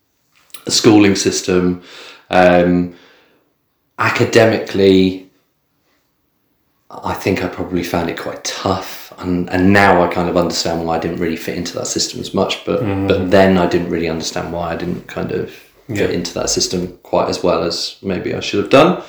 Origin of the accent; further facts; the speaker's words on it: Bournemouth area, South West England, United Kingdom; also born or lived in Midlands / London; I was born in the Midlands, but then I moved here when I was two. So I've never really known anything any different, like growing up. So I grew up down here.